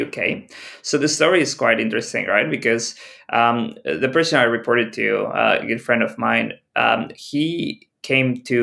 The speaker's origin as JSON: {"language": "English", "country": "Mexico", "also_born_or_lived": "Shenzhen, China / Mexico City / United Kingdom", "moved": "as an adult", "said": "Originally, I'm from Mexico"}